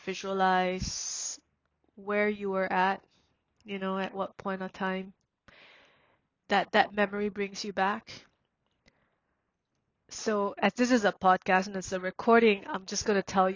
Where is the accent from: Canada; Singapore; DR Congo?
Singapore; born or raised there; also born or lived in Myanmar